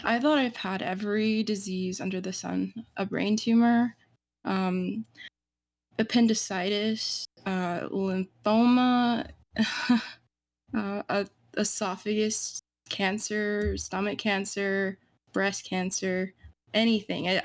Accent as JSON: {"language": "English", "region": "Southeastern United States", "country": "United States", "said": "I'm 19 and I'm from the United States Southeast."}